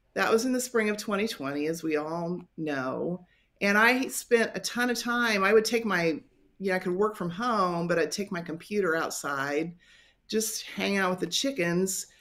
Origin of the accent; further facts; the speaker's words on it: western Kansas, United States; now in North Newton, United States; I grew up in a little tiny town in the western part of the state, not too far from the Colorado border.